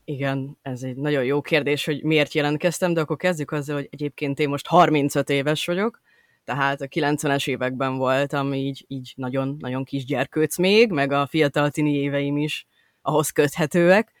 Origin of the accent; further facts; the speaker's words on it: Budapest, Hungary; én Budapest belvárosában nőttem fel, tehát, hogy és azóta is ott élek